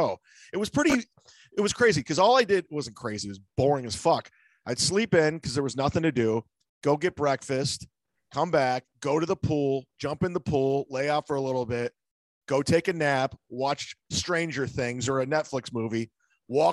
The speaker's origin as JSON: {"language": "English", "town": "Cleveland", "region": "Ohio", "country": "United States", "moved": "yes", "lives_now": "Tampa, United States", "said": "I always say I represent Cleveland"}